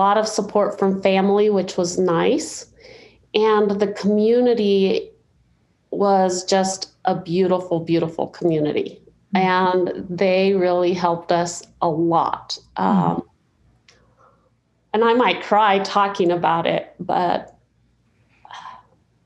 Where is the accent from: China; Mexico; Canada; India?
Mexico; now in United States; I was born in Mexico in a little adobe home, two rooms, kitchen and bedroom.